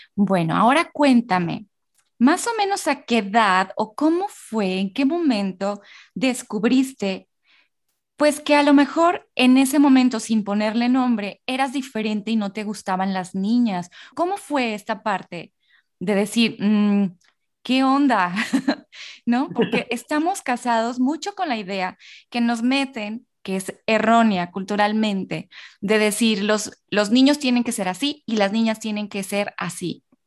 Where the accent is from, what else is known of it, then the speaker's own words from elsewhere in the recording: northern Mexico, Mexico; yo soy norteña